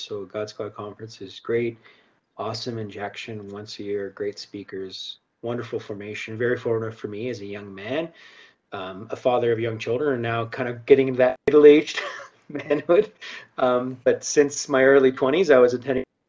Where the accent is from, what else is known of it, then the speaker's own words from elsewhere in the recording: Halifax, Nova Scotia, Canada; moved away as an adult; now in Calgary, Canada; I'm originally from Halifax, the East Coast. Grew up there, um, moved here, chasing a girl